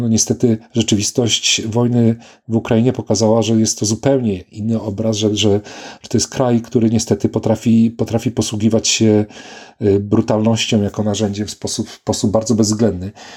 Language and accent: Polish; Poland; moved away; also born or lived in Poznań / Warsaw / Manchester / Oxford; Urodziłem się w Szczycinie